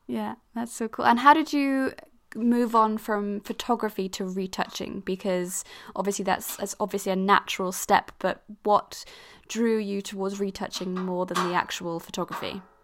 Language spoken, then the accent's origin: English; Switzerland; I grew up in Switzerland and, like, and especially in my kind of community, 'cause I was part of an international school